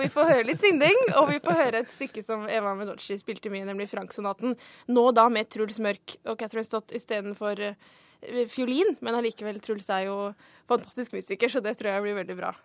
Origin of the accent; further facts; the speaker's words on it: Oslo, Norway; jeg kommer fra Vålinga Etterstad